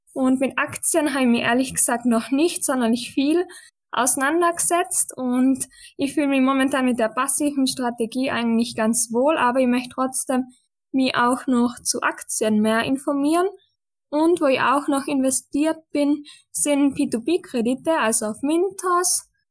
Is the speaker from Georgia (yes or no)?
no; western Austria, Austria; ich komme aus Österreich, wie auch der Tobias, aber vom Westen Österreichs.